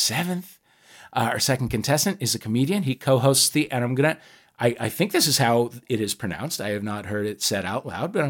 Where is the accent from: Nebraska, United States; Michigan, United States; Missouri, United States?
Missouri, United States; St. Louis; I'm from St. Louis, Missouri, where we do have thin and crispy crust pizza.